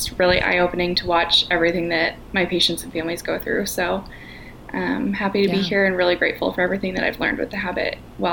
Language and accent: English; Chicago, Illinois, United States; moved away as an adult; now in Kansas City, United States; I currently live in Kansas City. I was born and raised in Chicago, so clearly a Midwest gal